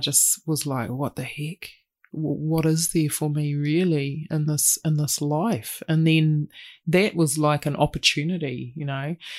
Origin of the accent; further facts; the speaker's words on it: Christchurch, Canterbury, New Zealand; moved away as an adult; now in Auckland, New Zealand; Born and raised, yep, spent nineteen years down there